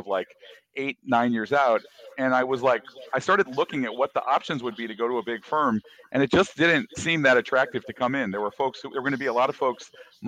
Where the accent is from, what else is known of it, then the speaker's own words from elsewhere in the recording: Michigan, United States; moved away as an adult; also born or lived in Brazil / Hawaii / Chicago; now in Los Angeles, United States; I grew up from the age five forward. I grew up in Michigan